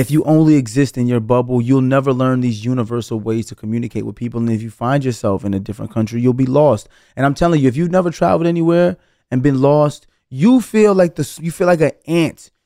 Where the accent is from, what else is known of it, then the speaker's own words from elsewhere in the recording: New York City, New York, United States; felt like Brooklyn was going to be the place where I spent my entire life